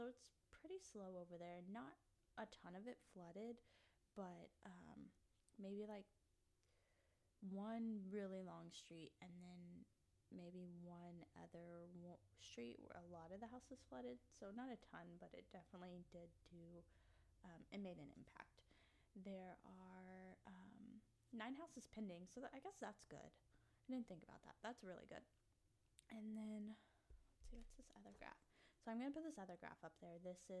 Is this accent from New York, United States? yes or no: no; Kansas, United States; but then I was born here in spring, and I've lived here. I grew up in Kansas.